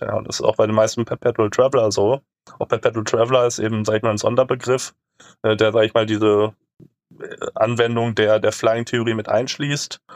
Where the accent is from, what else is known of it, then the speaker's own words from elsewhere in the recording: Germany; wir als Deutsche mit gutem Reisepass